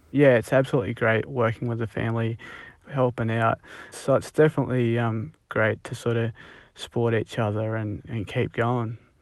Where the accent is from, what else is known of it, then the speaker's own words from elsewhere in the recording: Punjab, India; now in Australia; we're from Punjab and India